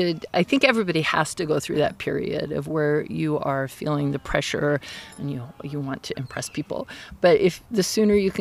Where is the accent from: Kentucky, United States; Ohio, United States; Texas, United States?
Texas, United States; Dallas; moved away as an adult; also born or lived in Ogden, Utah / Denton, Texas / Miami, Florida / New Jersey; now in Eugene, United States; I grew up in Dallas